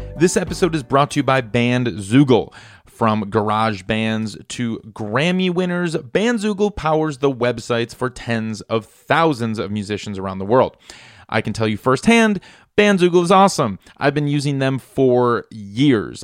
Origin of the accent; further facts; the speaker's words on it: Midwest, United States; I grew up in the Midwest